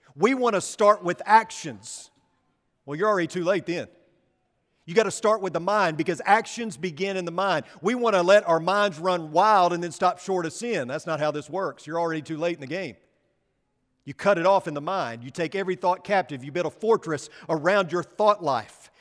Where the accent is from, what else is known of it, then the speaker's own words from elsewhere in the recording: West Texas, United States; accent: West Texan; I'm English and I speak like a, West Texan